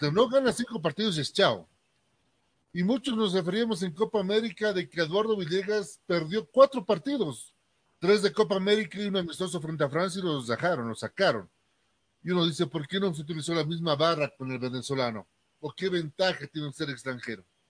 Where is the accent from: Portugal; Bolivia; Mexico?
Bolivia; yo como periodista boliviano